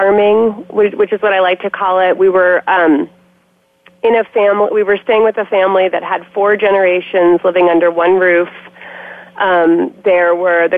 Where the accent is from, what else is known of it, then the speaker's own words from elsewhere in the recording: Washington, District of Columbia, United States; moved away as an adult; now in Oregon, United States; I actually grew up in Washington, D.C.